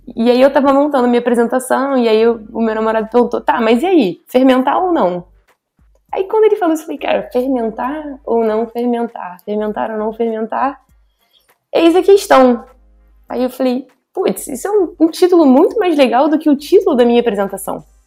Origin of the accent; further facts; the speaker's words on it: Rio de Janeiro, Brazil; eu sou carioca, né? Carioca da gema.